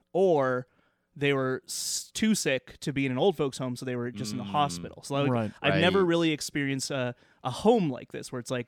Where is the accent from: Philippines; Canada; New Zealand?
Canada; Lethbridge, Alberta; growing up in Lethbridge at the lake